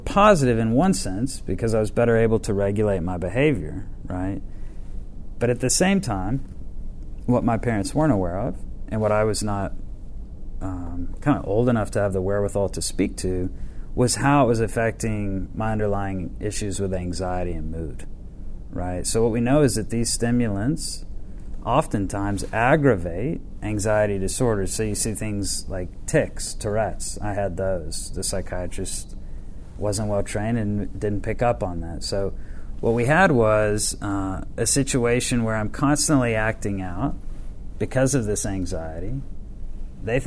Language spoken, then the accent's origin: English; Atlanta, Georgia, United States; I was born Piedmont Hospital. My mom and dad, my mom was a beauty queen, and my dad was a very successful attorney, and they came from rural Georgia into Atlanta